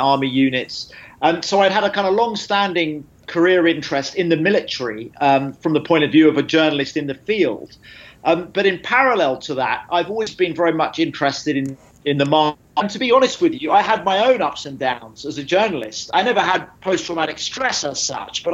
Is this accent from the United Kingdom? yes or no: yes; United Kingdom; I'm a British journalist